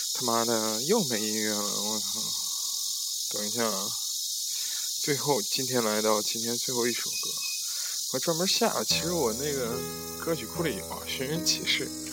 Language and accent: Chinese; Zhengzhou, Henan, China; moved away; 这里还是在我的家乡郑州